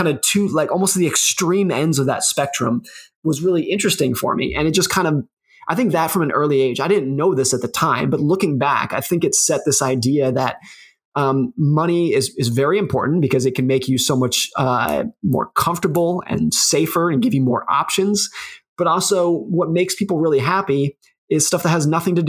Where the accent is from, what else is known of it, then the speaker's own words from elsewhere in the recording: New York City, New York, United States; I was born in New York City